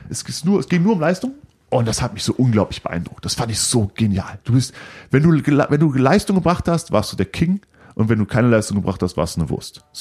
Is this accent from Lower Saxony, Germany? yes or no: no; Cologne, North Rhine-Westphalia, Germany; da habe ich einen Platz bekommen, was untypisch war, als äh, Kölner nach Bad Reichenhall zu gehen, 700 Kilometer